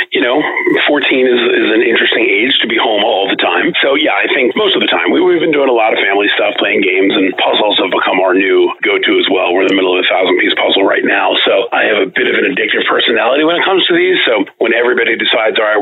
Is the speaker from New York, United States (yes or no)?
yes; New York City, New York, United States; I'm a native New Yorker. I grew up in Manhattan